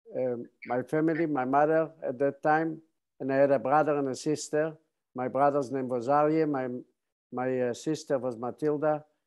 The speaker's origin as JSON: {"language": "English", "town": "Bialystok", "region": "Podlaskie Voivodeship", "country": "Poland", "tie": "born or raised there", "moved": "yes", "lives_now": "San Diego, United States", "said": "I was born on June 27, 1928, in, in eastern part of Poland, the city of Bialystok."}